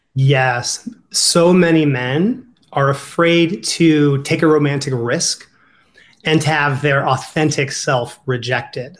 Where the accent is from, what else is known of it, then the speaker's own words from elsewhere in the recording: Ohio, United States; accent: Ohio; my Ohio accent's coming out.